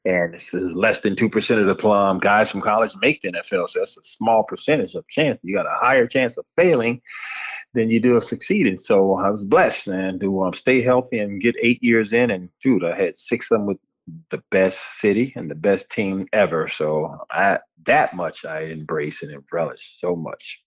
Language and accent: English; Hallandale Beach, Florida, United States; born or raised there